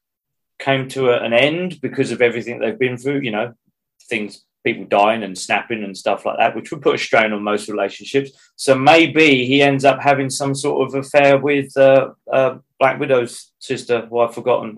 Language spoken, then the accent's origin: English; England, United Kingdom; I'm the English guy